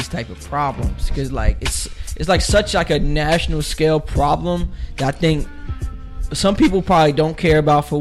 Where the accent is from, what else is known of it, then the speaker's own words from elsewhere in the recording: United States; I grew up in America